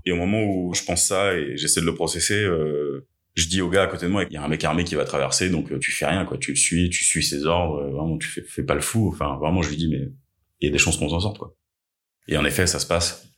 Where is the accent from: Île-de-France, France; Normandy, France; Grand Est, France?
Île-de-France, France; Essonne; also born or lived in Chile / Paris; on a émigré en France en 96 avec mes parents et mon frère. On était sans papier pendant deux ans. Euh, j'ai grandi dans, à Tismons dans le 91